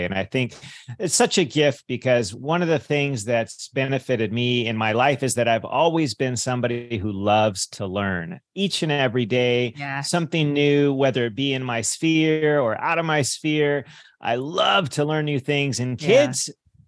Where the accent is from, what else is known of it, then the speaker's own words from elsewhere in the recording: California, United States; I grew up in California